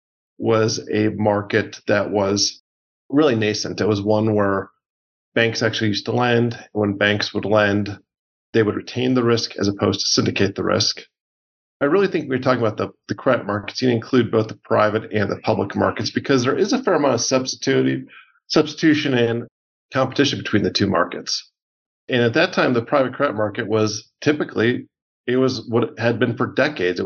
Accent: Milwaukee, Wisconsin, United States; I grew up in Milwaukee, Wisconsin. And so I suburb outside of Milwaukee. So I was there basically from us three until I graduated from high school

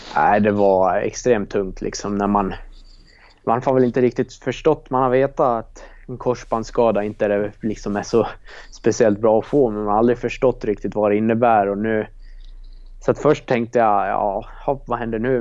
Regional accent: Leksand, Dalarna County, Sweden; det var där jag gick skola från ja, förskolan till, till högstadiet då, tills man bytte till Samisdal för att gå hockeyklass. Så att jag har ju gått grundskolan där och det är väl ja, där jag växte upp

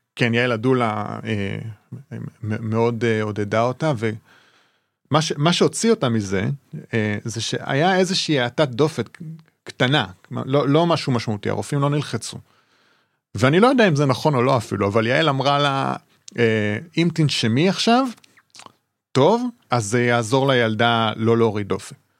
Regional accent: Israel; גדלתי במושב

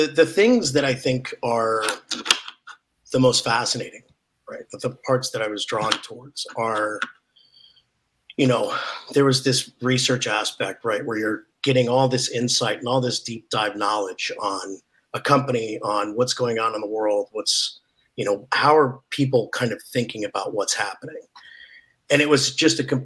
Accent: Oregon, United States; moved away; I grew up in Oregon

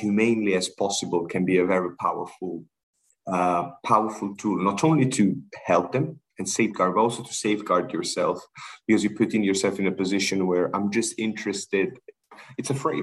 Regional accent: Sri Lanka; I'm originally from Sri Lanka. My parents are from Sri Lanka

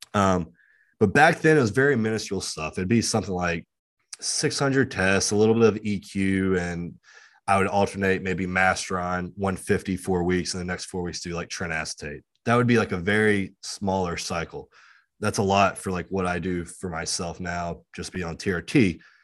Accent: West Virginia and Virginia, United States; I'm from West Virginia and Virginia

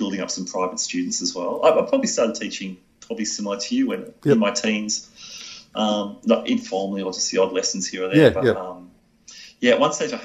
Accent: Sydney, New South Wales, Australia; I'm from Sydney.

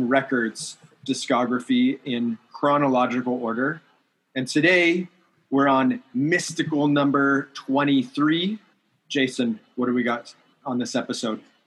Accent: Southern California, United States; growing up in Southern California

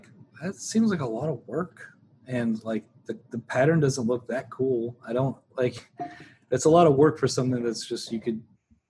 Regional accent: Kentucky, United States; I grew up in Kentucky, like everyone else.

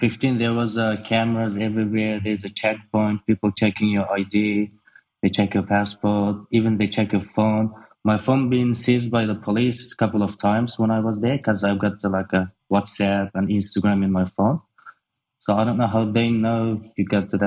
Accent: Urumqi, Xinjiang, China; moved away as an adult; now in Australia; I was born in Urumqi, which is capital city of Xinjiang. I was raised and born there and until 18 years old. So I came to Australia in 2009 when I was 18.

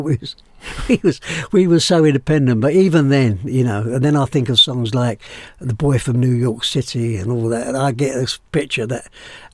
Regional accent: London, United Kingdom; I was born and bred in Walthamstow, but that's the catch, you see, because Walthamstow, when I was born, was in southeast Essex.

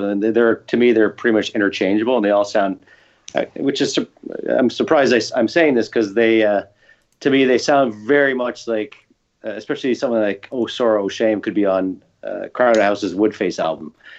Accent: Canada; I'm biased as a Canadian

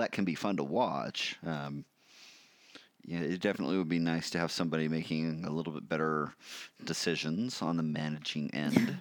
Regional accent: United States; I'm American

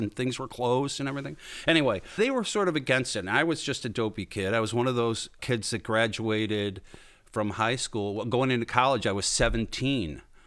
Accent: Kenmore, New York, United States; I grew up, well, we didn't call it Town of Tonawanda then. We called it Kenmore seventeen.

